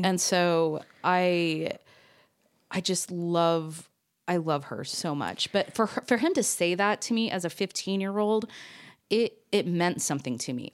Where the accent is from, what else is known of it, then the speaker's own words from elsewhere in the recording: Orange County, California, United States; moved away as an adult; now in Salt Lake City, United States; I was born and raised in Orange County, California, but now I mean, I moved here when I was twenty-one